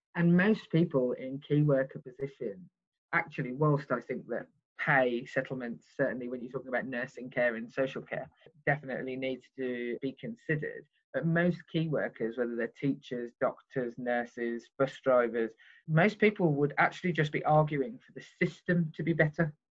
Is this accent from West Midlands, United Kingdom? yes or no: yes; Birmingham, West Midlands, United Kingdom; I come from Birmingham where we have the grammar school system still